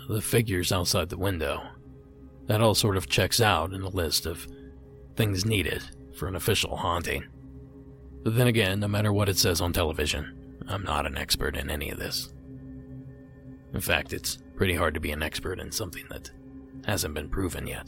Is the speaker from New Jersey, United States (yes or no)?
no; Ohio, United States; the state I grew up in, the state of Ohio